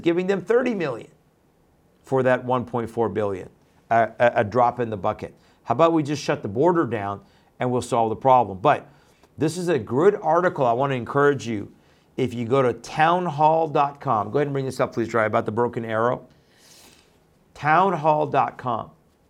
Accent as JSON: {"language": "English", "region": "Texas", "country": "United States", "tie": "born or raised there", "said": "That is especially the case here in my home state of Texas."}